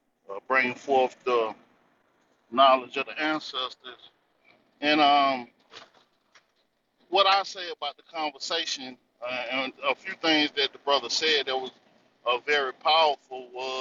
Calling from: North Carolina, United States; I'm calling out of the North Carolina territory.

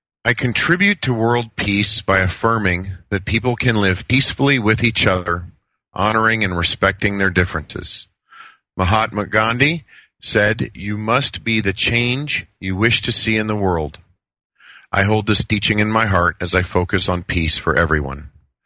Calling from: Phoenix, Arizona, United States; Phoenix, Arizona.

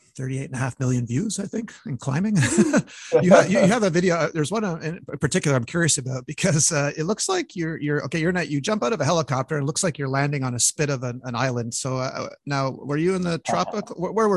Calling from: Montreal, Quebec, Canada; I'm calling from Montreal

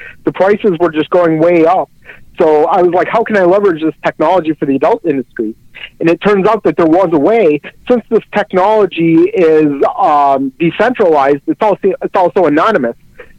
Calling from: El Monte, California, United States; I'm calling from El Monte, California, which is in East Los Angeles

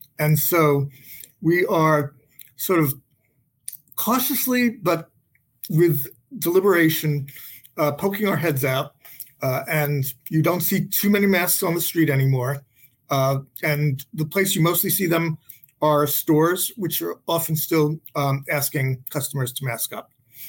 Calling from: Boston, Massachusetts, United States; I am calling from Boston, Massachusetts

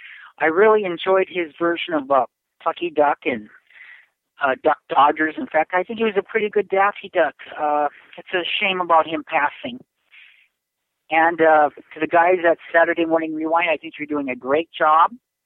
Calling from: Williston, North Dakota, United States; from Williston, North Dakota.

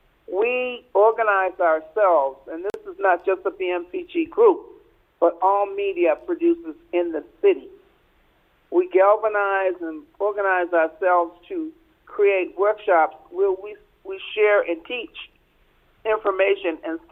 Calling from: Boston, Massachusetts, United States; I'm calling from Boston, and I'm calling to follow up on something that you had a little bit earlier.

